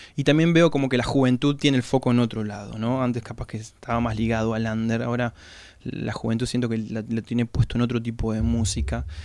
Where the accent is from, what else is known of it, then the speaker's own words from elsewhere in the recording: La Pampa, Argentina; moved away as an adult; now in La Plata, Argentina; Nosotros somos de La Pampa y vinimos a estudiar acá